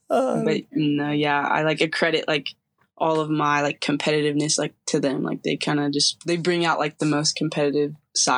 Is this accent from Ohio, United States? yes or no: no; Barona Indian Reservation, California, United States; So I grew up on an Indian reservation. I live like 5 minutes from all my family members.